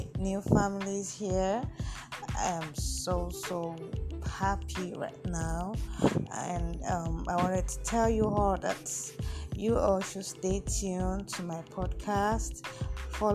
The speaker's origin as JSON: {"language": "English", "country": "Nigeria", "said": "I'm from Nigeria. I'm a Nigerian"}